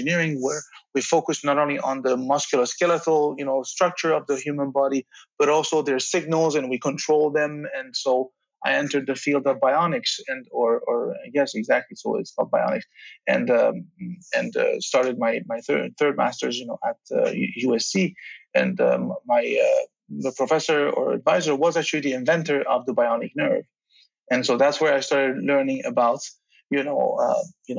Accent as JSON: {"language": "English", "country": "Belgium", "tie": "born or raised there", "also_born_or_lived": "Tehran, Iran / Charlottesville, Virginia, United States", "moved": "as an adult", "lives_now": "United States", "said": "I grew up in Belgium, and I was born in Iran, Tehran, and then came to Belgium when I was nine"}